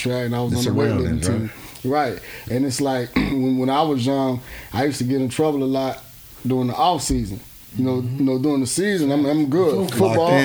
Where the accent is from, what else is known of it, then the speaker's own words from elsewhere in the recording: Miami, Florida, United States; we all come from a similar background, and you know, I'm from Miami